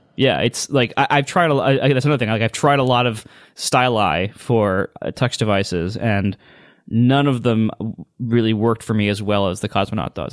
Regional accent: Ohio, United States; I'm from Ohio.

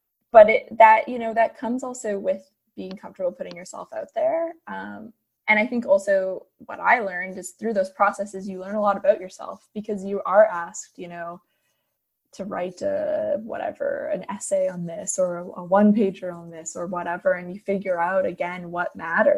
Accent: Fredericton, New Brunswick, Canada; moved away as an adult; now in Ottawa, Canada; I honestly have spent my entire life until last year in the Maritimes. And it's home

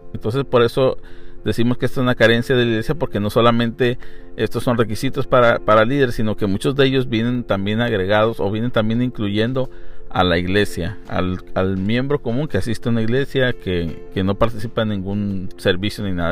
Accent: Mexico; yo puedo decir como mexicano

